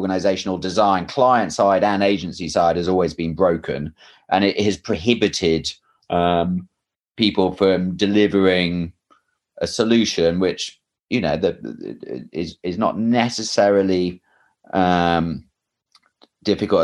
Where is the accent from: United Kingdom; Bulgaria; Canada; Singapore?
United Kingdom; England; moved away; I'm English